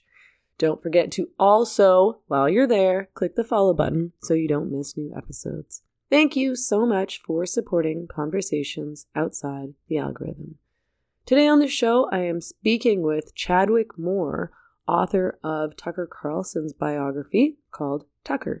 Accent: Canada; I'm Canadian

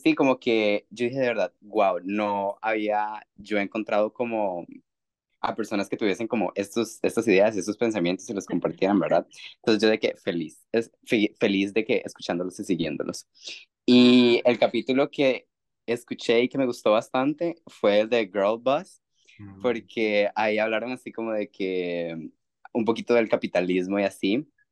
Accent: Costa Rica; soy de Costa Rica

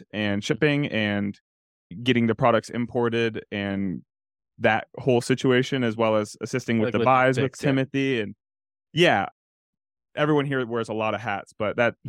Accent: Cleveland, Ohio, United States; now in Boulder, United States; I'm from Cleveland, Ohio.

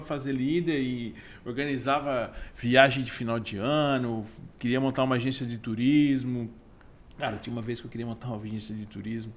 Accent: Criciúma, Santa Catarina, Brazil; Criciúma, natural, crescido, nascido e criado em Criciúma, Santa Catarina

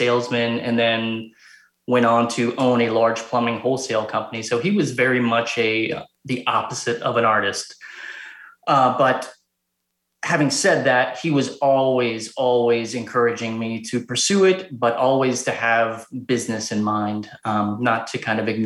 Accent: Cincinnati, Ohio, United States; born and raised in Cincinnati, Ohio

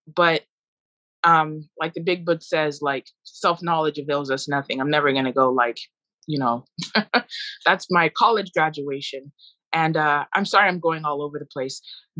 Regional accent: Nigeria; born there; my excuse was, I was born in Nigeria.

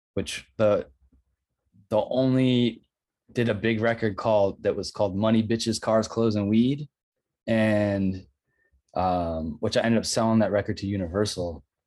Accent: Rochester, New York, United States; moved away as an adult; also born or lived in Brooklyn, New York; I moved back to Rochester from Brooklyn last year

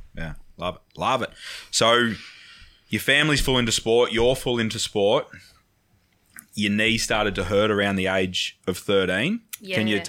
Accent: Wangaratta, Victoria, Australia; also born or lived in Melbourne; now in Geelong, Australia; I'm from Wangaratta. Come to Melbourne.

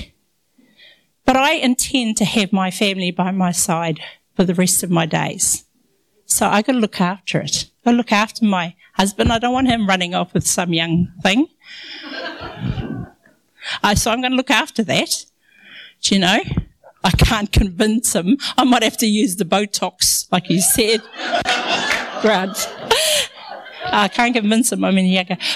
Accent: Ngāpuhi, Northland, New Zealand; accent: Maori; I'm brown. I'm from Ngāpuhi.

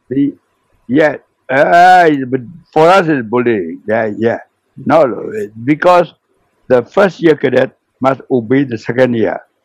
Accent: Myanmar; we were at last in the roll call who came from Burma

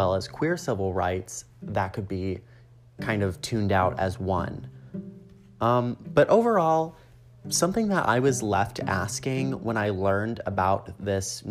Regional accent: Illinois, United States; I was from Illinois

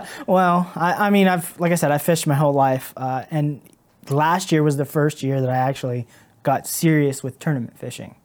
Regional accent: Caldwell, Ohio, United States; now in Cambridge, United States; I was born and raised in Caldwell, um, Caldwell, Ohio

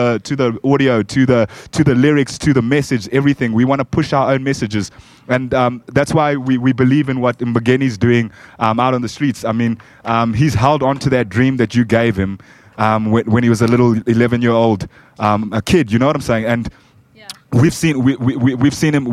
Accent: Zambia; now in Soweto, South Africa; I'm actually from Zambia and I stay in South Africa. I stay in South Africa now

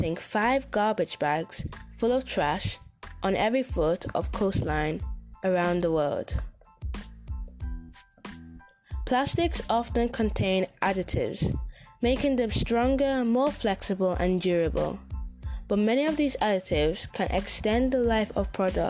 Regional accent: Manchester, North West England, United Kingdom; I'm from Manchester in UK.

